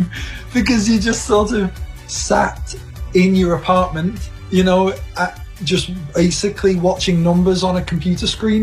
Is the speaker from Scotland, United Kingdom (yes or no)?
no; Liverpool, North West England, United Kingdom; moved away as an adult; now in Canada; I'm from Liverpool in England. Yes, so I'm in Liverpool now.